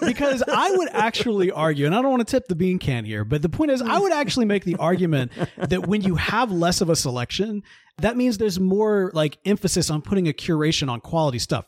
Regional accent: Mississippi, United States; growing up in Mississippi

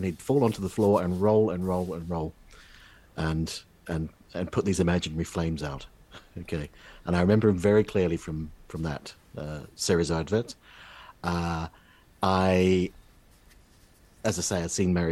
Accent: New Zealand; moved away; from growing up in New Zealand

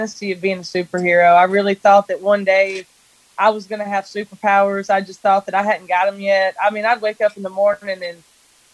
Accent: Sipsey, Alabama, United States; I grew up in a tiny little town in Alabama called Sipsey

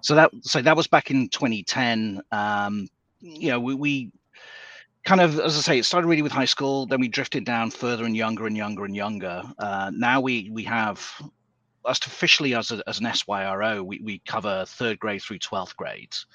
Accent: England, United Kingdom; moved away as an adult; now in United States; I'm I'm from England originally, though I've been in the States for a long, long time now, about 25

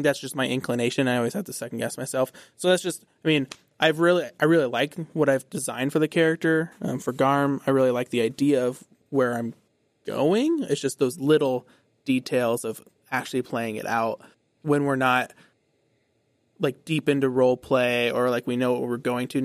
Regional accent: United States; accent: American; I am not speaking in my American accent

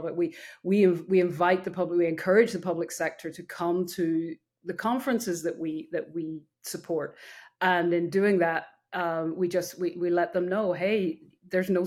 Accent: Northern Ireland, United Kingdom; now in United States; I was born in Ireland, raised on a farm, came over to the US when I was in my, very young.

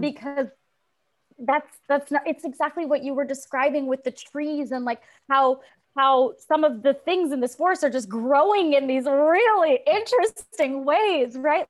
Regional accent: Tulsa, Oklahoma, United States; moved away as an adult; also born or lived in New York City; I grew up in Tulsa, Oklahoma. I'm a first generation Belizean American. My parents moved here when they were adults. I born and raised in Tulsa, moved to New York City to go to NYU

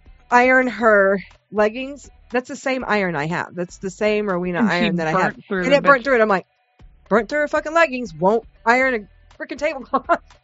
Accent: Midwest, United States; moved away; also born or lived in the South; our summer nights in the Midwest, growing up in the Midwest.

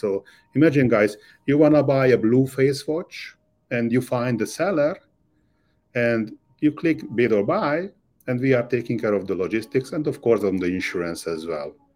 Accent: Budapest, Hungary; moved away as an adult; now in Miami, United States; I was born and raised in Budapest, Hungary.

